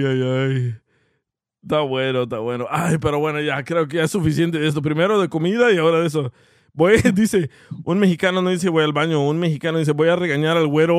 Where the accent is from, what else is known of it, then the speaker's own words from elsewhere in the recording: El Salvador; moved away; soy salvadoreño